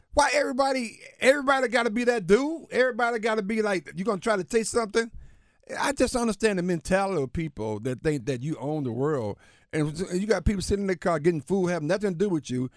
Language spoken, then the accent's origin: English; Alabama, United States; my home state